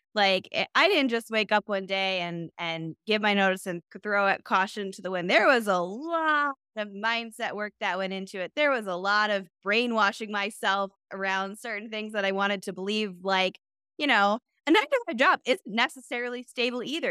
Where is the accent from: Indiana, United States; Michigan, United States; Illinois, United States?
Michigan, United States; I'm from Michigan